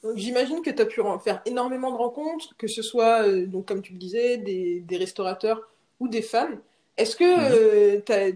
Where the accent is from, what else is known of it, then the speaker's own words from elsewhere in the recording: Rennes, Brittany, France; Moi, je suis de Rennes